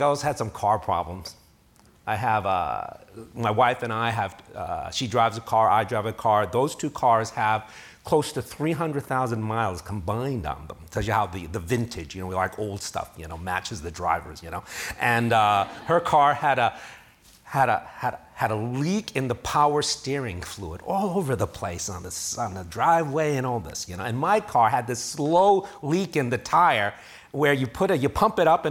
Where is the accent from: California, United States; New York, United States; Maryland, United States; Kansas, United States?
New York, United States; New York City; moved away; I'm from New York City